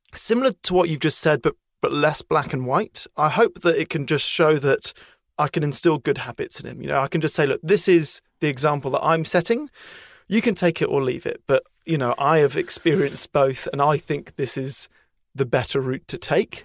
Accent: United Kingdom; as a British person

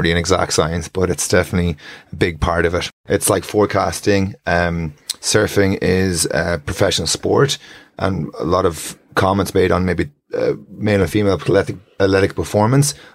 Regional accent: Strandhill, Connacht, Ireland; I grew up in Strandhill

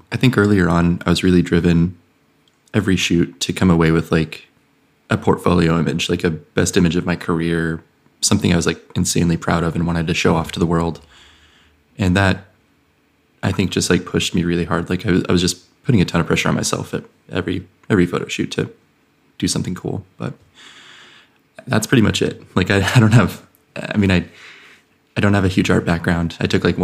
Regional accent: Idaho, United States; moved away; I was born in Idaho, went to college there, like grew up there

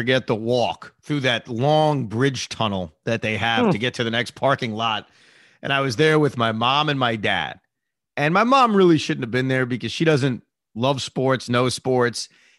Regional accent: Maryland, United States; You know, I was from Maryland and I appreciated them both getting tickets.

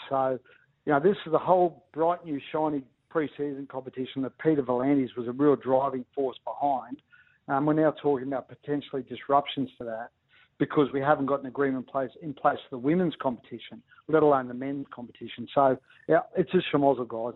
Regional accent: Ipswich, Queensland, Australia; I grew up in Ipswich

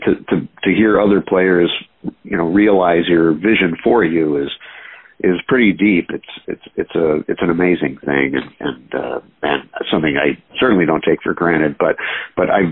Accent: Binghamton, New York, United States; now in New York City, United States; I was born in Binghamton, New York, which kind of a middle of nowhere place

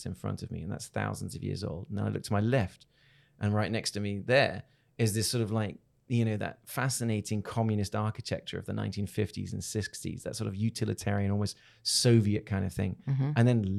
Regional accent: Hong Kong; born there; Then I was born in Hong Kong.

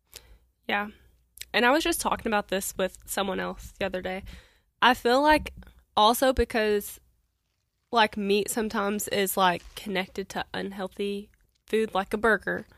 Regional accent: Kentucky, United States; now in Evansville, United States; I'm from Kentucky.

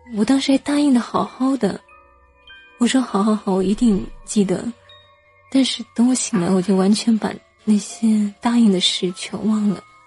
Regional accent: Hunan, China; 我们， 湖南这边

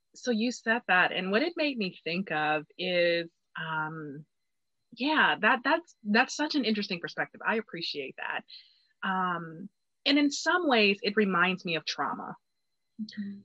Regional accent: Detroit, Michigan, United States; I was from Detroit

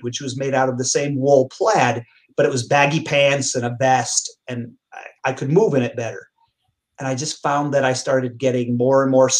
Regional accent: Naugatuck, Connecticut, United States; my hometown, Naugatuck, Connecticut

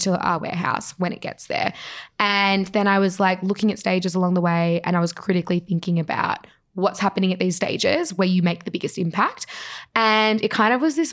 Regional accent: Australia; We all grew up in Australia.

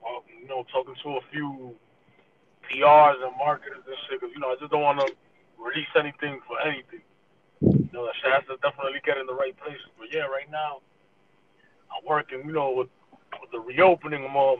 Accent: New York, United States; I'm from New York

